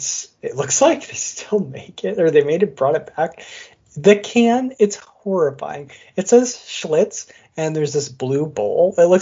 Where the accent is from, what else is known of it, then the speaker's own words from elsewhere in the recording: Midwest, United States; We're from the Midwest, so.